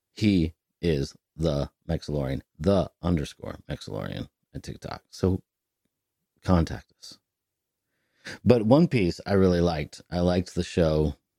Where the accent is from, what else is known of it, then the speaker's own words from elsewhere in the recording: Northern California, United States; moved away; I'm from NorCal